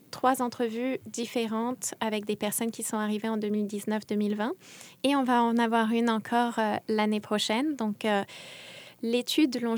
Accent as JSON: {"language": "French", "country": "France", "lives_now": "Montreal, Canada", "said": "Et comme je suis française, il s'est mis à me parler des Français de Montréal"}